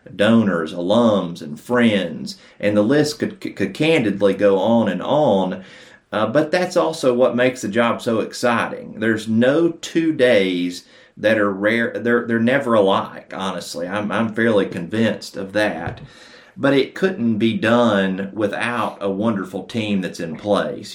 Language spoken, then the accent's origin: English; Athens, Tennessee, United States; moved away; growing up in Athens, and I'm really thrilled to be back here today